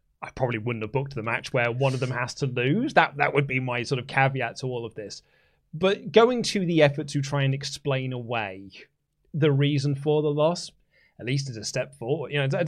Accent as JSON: {"language": "English", "town": "Newcastle", "region": "North East England", "country": "United Kingdom", "said": "I'm going to do that bigger and then get myself a Greggs afterwards because I'm from Newcastle. I was trying to think of doing a really good I couldn't think of my in word for the Newcastle accent."}